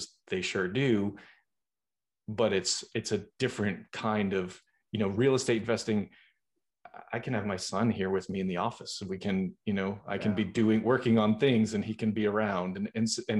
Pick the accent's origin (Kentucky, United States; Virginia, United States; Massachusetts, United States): Massachusetts, United States; Boston; moved away; I'm originally from Boston